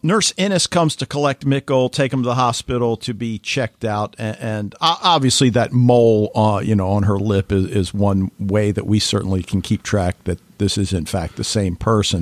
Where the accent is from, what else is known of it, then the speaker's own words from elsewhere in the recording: United States; as an American